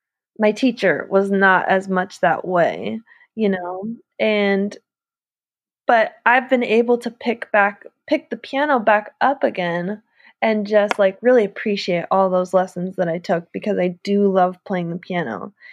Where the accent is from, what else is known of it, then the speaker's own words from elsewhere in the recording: Maple Grove, Minnesota, United States; I grew up in Maple Grove. You're in Minneapolis right now. So I grew up in Maple Grove, Minnesota.